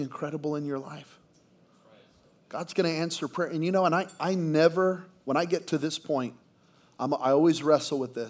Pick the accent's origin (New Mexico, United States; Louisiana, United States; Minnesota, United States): New Mexico, United States; Belen; moved away; we're from Belen, New Mexico, population 1,700, where I didn't even know the Philippines was a country.